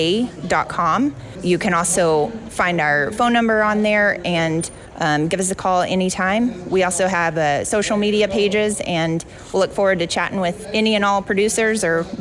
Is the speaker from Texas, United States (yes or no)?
yes; Big Lake, Texas, United States; I grew up in Big Lake, Texas. My family has ranched since 1889 in Crockett County, and we raise cattle, sheep, and goats.